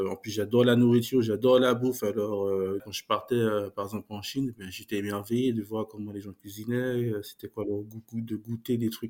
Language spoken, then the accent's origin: French; Martinique, France; Et moi, je suis un mec de la Caraïbe, je viens de la Martinique, je les ai côtoyés, ils me connaissent